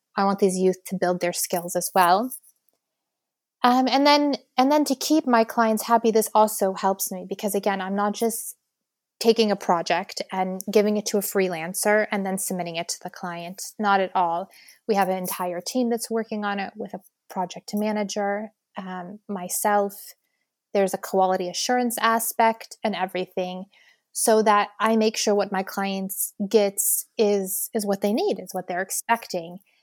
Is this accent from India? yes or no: no; Lebanon